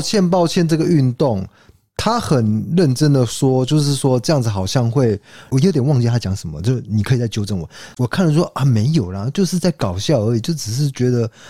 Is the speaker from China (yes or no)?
no; Taiwan; 我们台湾人